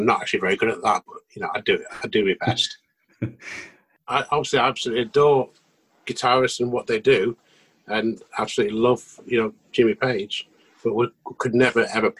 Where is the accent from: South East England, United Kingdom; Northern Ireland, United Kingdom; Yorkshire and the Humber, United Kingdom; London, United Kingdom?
Yorkshire and the Humber, United Kingdom; also born or lived in Wakefield; we're both from Yorkshire